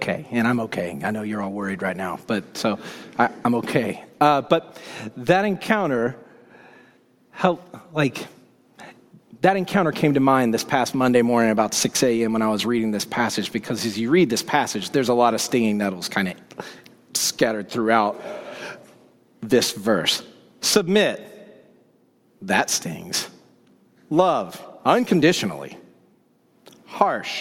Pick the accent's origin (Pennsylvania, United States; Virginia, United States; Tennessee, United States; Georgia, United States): Georgia, United States; Woodstock; moved away as an adult; also born or lived in London; now in Seattle, United States; I grew up in Woodstock, Georgia